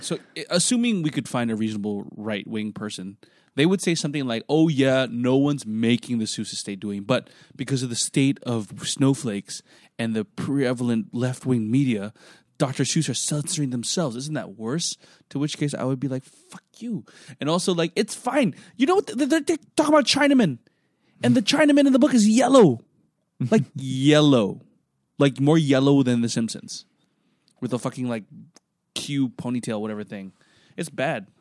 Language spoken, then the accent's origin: English; Philippines; now in Singapore; I'm from the Philippines